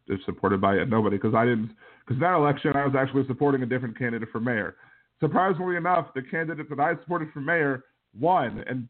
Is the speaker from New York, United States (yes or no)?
no; Kenner, Louisiana, United States; I'm from Kennebra, and that's the joke down here, just in case you didn't know.